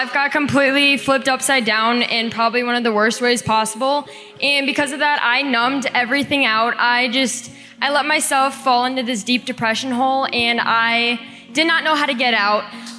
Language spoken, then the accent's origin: English; Minnesota, United States; I'm from Minnesota.